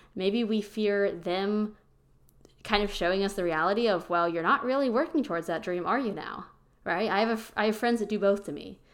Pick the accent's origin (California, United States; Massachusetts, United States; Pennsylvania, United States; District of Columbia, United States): Pennsylvania, United States; moved away as an adult; now in Austin, United States; I'm originally from Pennsylvania. I now live in Austin, Texas.